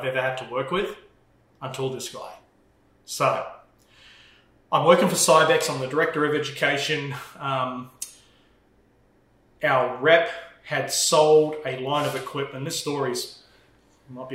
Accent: Melbourne, Victoria, Australia; accent: Australian; moved away as an adult; also born or lived in Arizona; now in United States; I'm from Melbourne

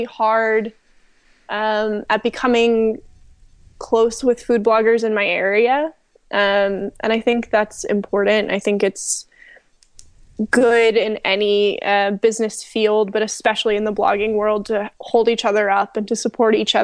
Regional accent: the South, United States; moved away; also born or lived in Southern California; I was born and raised in the South

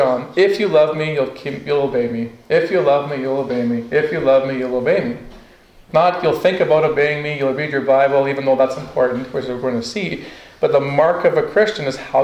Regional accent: Northwest Territories, Canada; I grew up in the Northwest Territories

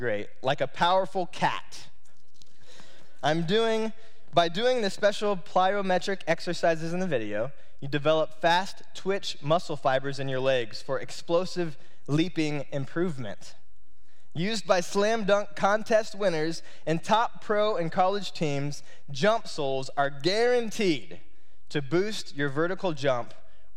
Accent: Indiana, United States; growing up in Indiana

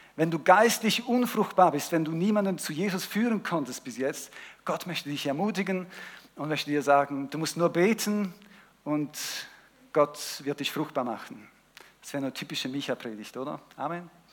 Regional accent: Switzerland; ich bin ja in der Schweiz aufgewachsen mehrheitlich

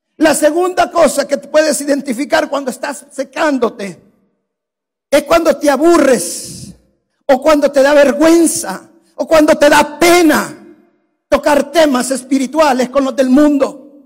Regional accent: El Salvador; moved away; En mi país hay un valle que es el valle de jiboa es un valle precioso.

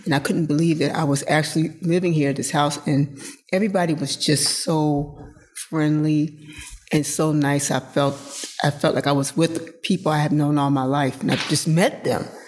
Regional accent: Philadelphia, Pennsylvania, United States; moved away as an adult; I grew up in Philadelphia

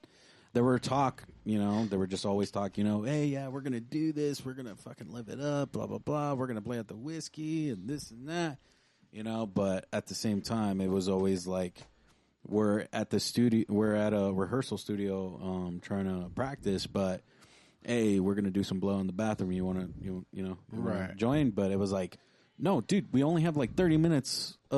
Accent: Perris, California, United States; also born or lived in Bellflower, California / Lynwood, California; At the age of four, I was actually raised all the way up till I was 18 in Riverside, a small town called Paris.

